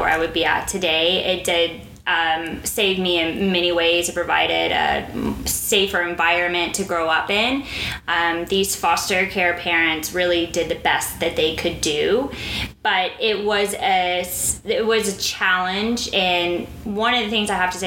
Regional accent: Fort Worth, Texas, United States; moved away as an adult; also born or lived in France / Dubai, United Arab Emirates; I was born in Fort Worth, Texas

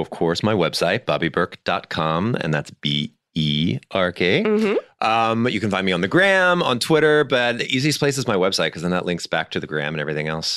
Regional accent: Missouri, United States; also born or lived in New York; now in Los Angeles, United States; me growing up in Missouri

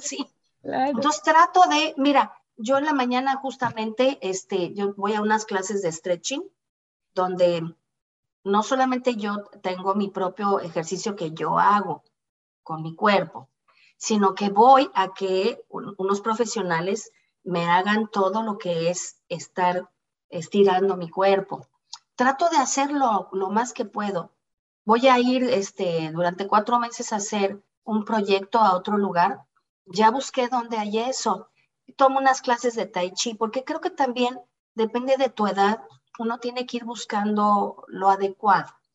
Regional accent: Toluca, State of Mexico, Mexico; moved away as an adult; also born or lived in Doral, Miami; now in Miami, United States; siempre fui una muchacha desde Toluca

